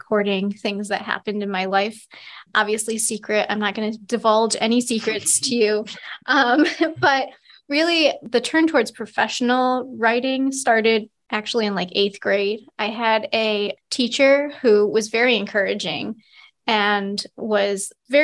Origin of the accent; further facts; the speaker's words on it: Adams, Massachusetts, United States; now in Williston, United States; I am from Adams, Massachusetts originally. So it's a little town in Western Mass.